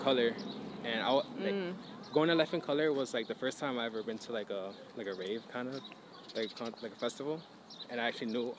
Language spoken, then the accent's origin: English; Miami, Florida, United States; I was born in Miami, born and raised out there.